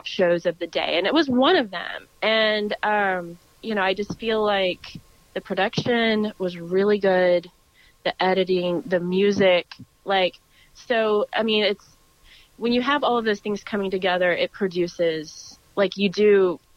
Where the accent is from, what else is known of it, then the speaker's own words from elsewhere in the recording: Texas, United States; I was born and raised in Texas